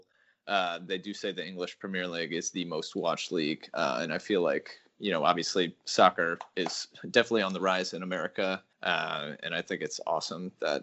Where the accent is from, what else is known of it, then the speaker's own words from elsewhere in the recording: United States; me as an American that's never lived there